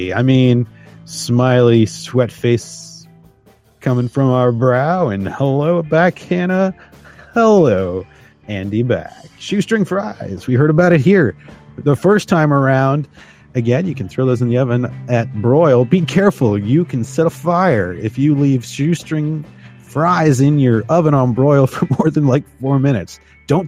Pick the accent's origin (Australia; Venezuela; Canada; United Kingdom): Canada; I'm first generation Canadian